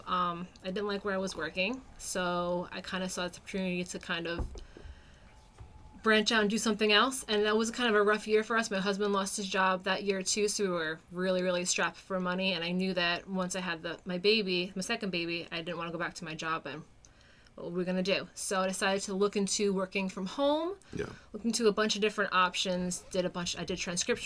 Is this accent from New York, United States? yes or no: yes; New York, United States; moved away as an adult; now in New Hampshire, United States; I'm originally from New York. That's where I was born and raised